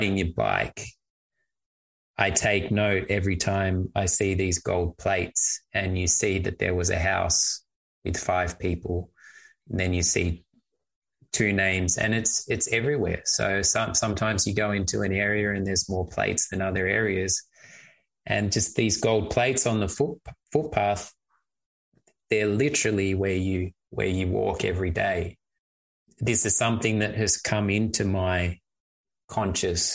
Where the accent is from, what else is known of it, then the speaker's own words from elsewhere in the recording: Australia; now in Hamburg, Germany; Now that I live in Germany, I, as an Australian living here